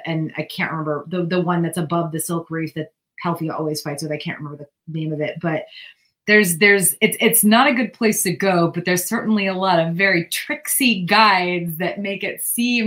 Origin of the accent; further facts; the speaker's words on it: New England, United States; now in California, United States; I grew up in New England